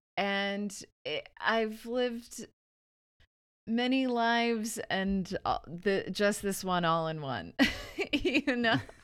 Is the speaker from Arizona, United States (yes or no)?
yes; Verde Valley, Arizona, United States; I'm from Arizona, the Verde Valley.